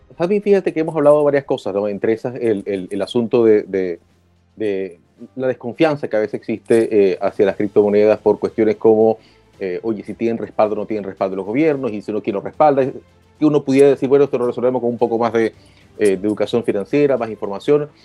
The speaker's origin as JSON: {"language": "Spanish", "country": "Venezuela", "moved": "yes", "said": "yo vengo de Venezuela"}